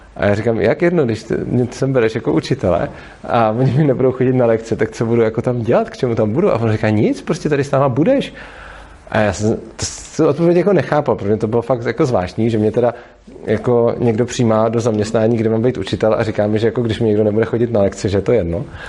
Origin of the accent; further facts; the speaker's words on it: Prague, Czechia; jsem z Prahy a dojíždím vlastně do Brna